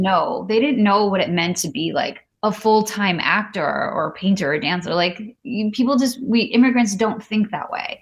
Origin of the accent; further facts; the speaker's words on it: Midwest, United States; I grew up in the Midwest with mm-hmm. not many other Indian kids around